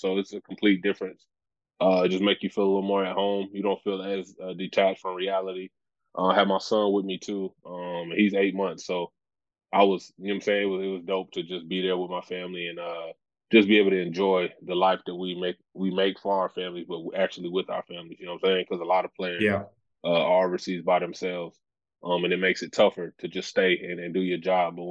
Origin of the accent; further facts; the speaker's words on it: Dallas, Texas, United States; I'm from Dallas.